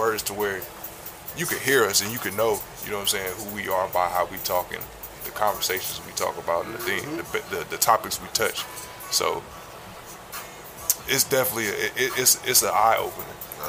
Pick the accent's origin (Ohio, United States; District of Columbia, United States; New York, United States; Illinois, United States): Illinois, United States; Peoria; No matter where I go or where I'm at, like, I'm still from Peoria, Illinois.